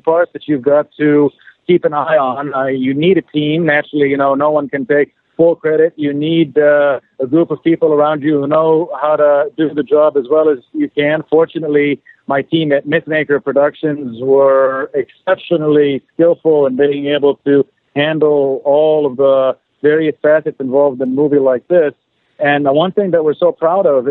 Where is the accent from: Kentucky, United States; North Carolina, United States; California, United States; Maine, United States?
California, United States; Los Angeles; I was actually born and raised right here in Los Angeles, California